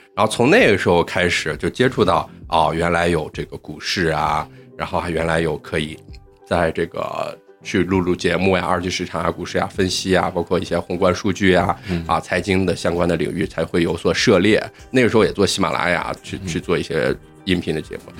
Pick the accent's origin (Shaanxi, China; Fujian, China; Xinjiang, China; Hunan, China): Shaanxi, China; Xi'an; moved away as an adult; now in Shanghai, China; 我是西安本地土生土长的西安人，但是现在在上海务工